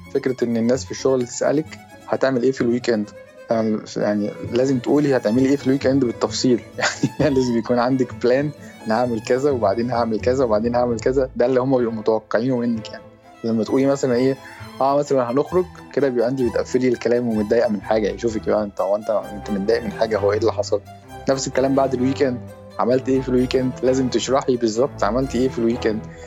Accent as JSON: {"language": "Arabic", "country": "Egypt", "moved": "yes", "lives_now": "Australia", "said": "عندنا في مصر"}